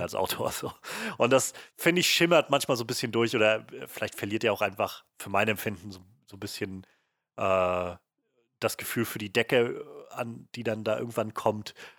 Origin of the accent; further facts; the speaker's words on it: Germany; uns als Deutsche